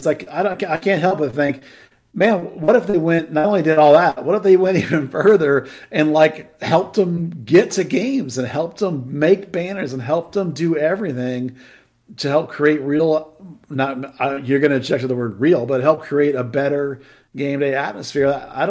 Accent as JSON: {"language": "English", "country": "United States", "said": "I'm American."}